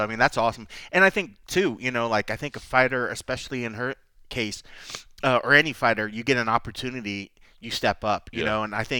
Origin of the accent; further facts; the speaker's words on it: Texas, United States; I grew up in Texas